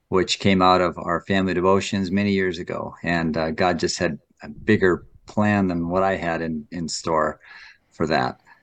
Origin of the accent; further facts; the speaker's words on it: North Dakota, United States; I was born and raised in North Dakota